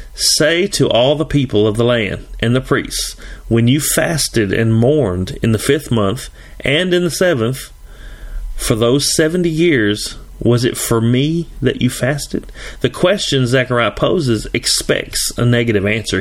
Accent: Tennessee, United States; I'm from Tennessee.

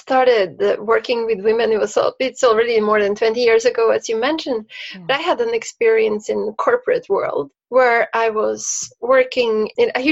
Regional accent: Norway; moved away; I grew up in Norway

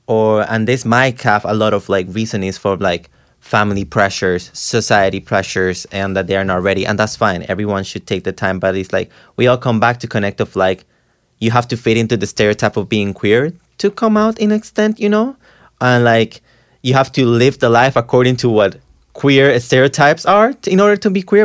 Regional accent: Costa Rica; now in New York, United States; I'm from Costa Rica.

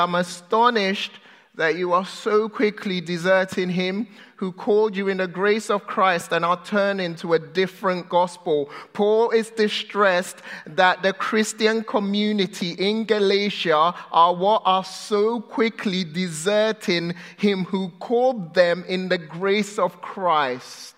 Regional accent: United Kingdom; now in United States; I'm British.

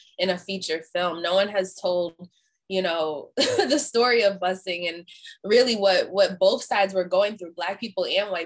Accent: Boston, Massachusetts, United States; I was born in Boston myself.

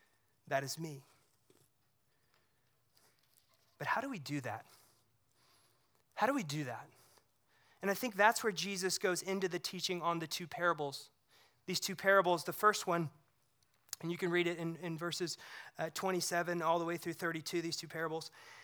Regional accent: Missouri, United States; I grew up near the Lake of the Ozarks in Missouri

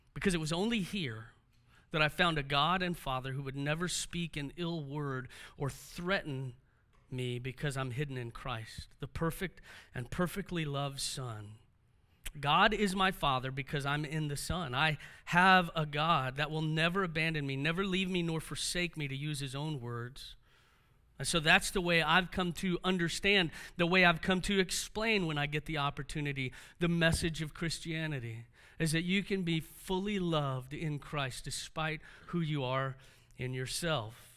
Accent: Houston, Texas, United States; being raised by a single mom made things difficult for us growing up in Houston

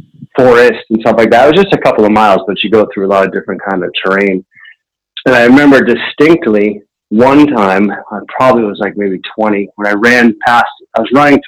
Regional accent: Concord, Massachusetts, United States; I grew up near Walden Pond in Concord, Mass, Massachusetts

